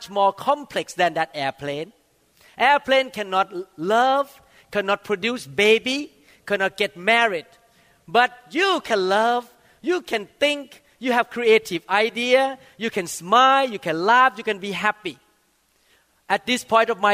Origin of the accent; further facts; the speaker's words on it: Thailand; when I was growing up in Thailand